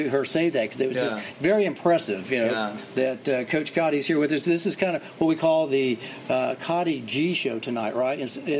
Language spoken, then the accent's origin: English; Oklahoma, United States; I'm from Oklahoma